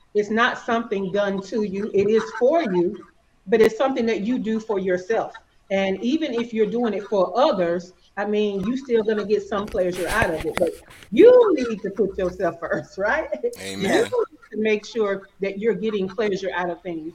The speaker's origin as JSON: {"language": "English", "region": "Alabama", "country": "United States", "accent": "Alabama", "said": "I'm from the South, I'm from Alabama. I'm sure y'all can hear all this Alabama"}